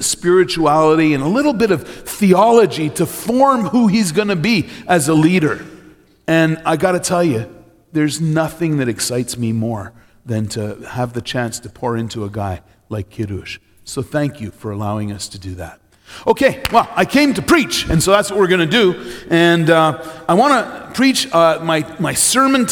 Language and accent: English; Trois-Rivières, Quebec, Canada; also born or lived in London, Ontario; I'm a boy from Trois-Rivières, Quebec